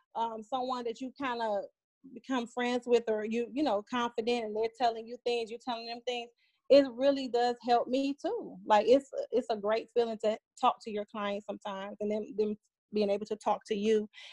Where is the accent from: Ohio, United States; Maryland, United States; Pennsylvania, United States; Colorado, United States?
Ohio, United States; Cleveland; moved away as an adult; now in Atlanta, United States; I'm originally from Cleveland, Ohio. I moved to Atlanta, Georgia about almost 11 years ago in July